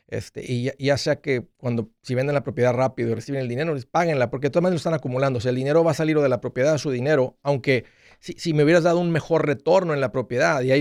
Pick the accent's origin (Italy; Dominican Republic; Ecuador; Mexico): Ecuador; now in New York, United States; del Ecuador.